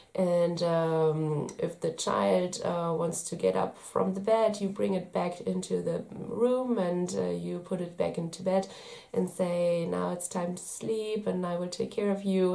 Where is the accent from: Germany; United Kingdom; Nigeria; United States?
Germany; I'm from Germany.